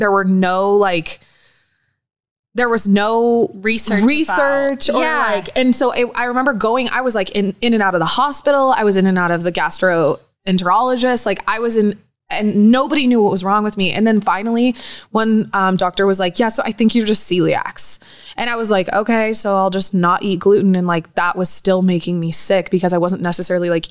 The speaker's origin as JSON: {"language": "English", "country": "United States", "tie": "born or raised there", "also_born_or_lived": "Southern California", "moved": "yes", "said": "I grew up in Tahoe"}